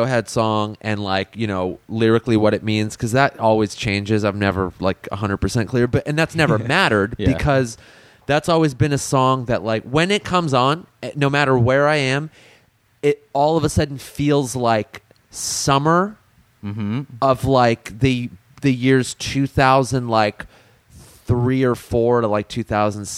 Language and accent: English; La Crescenta, California, United States; Growing up around La Crescenta